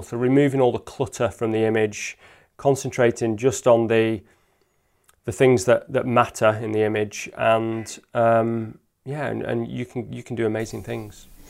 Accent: Lake District, North West England, United Kingdom; now in Peak District, United Kingdom; I grew up in the Lake District and I now live in the Peak District

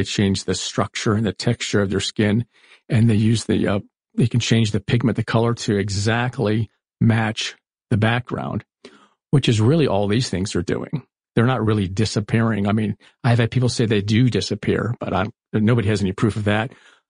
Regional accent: Florida, United States; I was growing up in Florida. We had the Everglades just outside of us.

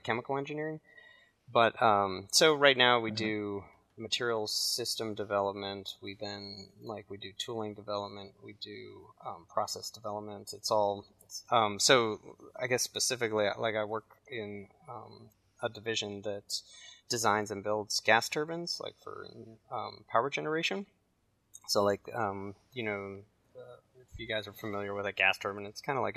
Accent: Shaker Heights, Ohio, United States; moved away as an adult; also born or lived in California / Virginia; I grew up in Shaker Heights, Ohio, with Taylor

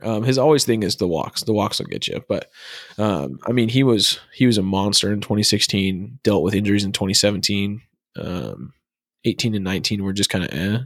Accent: Arizona, United States; I'm from Arizona

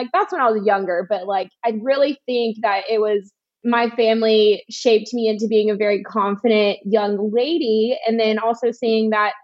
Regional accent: Alabama, United States; I'm from the South

